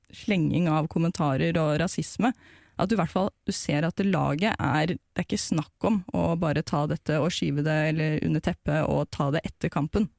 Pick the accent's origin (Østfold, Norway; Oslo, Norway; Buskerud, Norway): Oslo, Norway; Jeg er jo fra Tonsenhagen i Oslo øst nordøst, og laget mitt var jo da Årvoll, som jeg starta å spille på da jeg var syv og et halvt